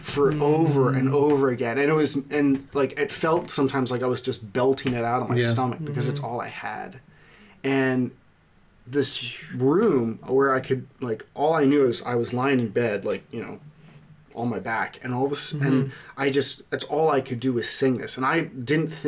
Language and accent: English; Lititz, Pennsylvania, United States; I grew up in Lancaster, a little town called Lititz